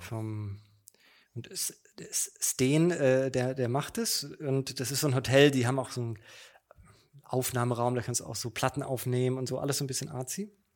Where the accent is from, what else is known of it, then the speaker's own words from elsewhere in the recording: Mannheim, Baden-Württemberg, Germany; moved away as an adult; now in Berlin, Germany; ich bin in Mannheim geboren, zur Schule, Studium